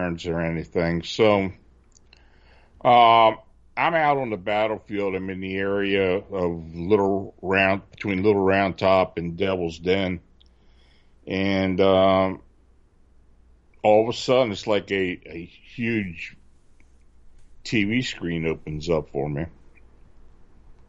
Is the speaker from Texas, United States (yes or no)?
no; near Gettysburg, Pennsylvania, United States; moved away as an adult; also born or lived in Baltimore, Maryland; I was living near Gettysburg, which I do now again, and I used to spend a lot of time on the battlefield as a kid. So I used to get on my bike and ride from my hometown